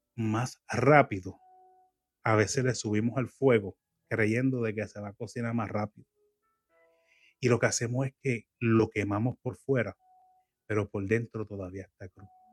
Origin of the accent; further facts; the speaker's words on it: Puerto Rico; now in United States; yo soy puertorriqueño y extraño mucho la comida criolla de Puerto Rico